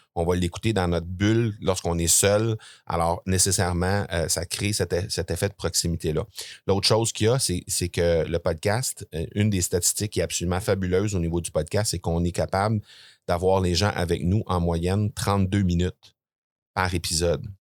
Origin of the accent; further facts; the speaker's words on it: Granby, Quebec, Canada; je suis de Grenby, euh, une petite ville là, située entre euh, Montréal et, Sherbrooke, pour les gens qui sont pas familiers avec ça. Euh, je suis né là, j'ai grandi là